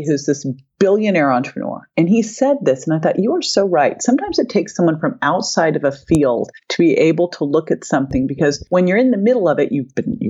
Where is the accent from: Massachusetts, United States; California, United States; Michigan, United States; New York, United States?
California, United States; Berkeley; I grew up in Berkeley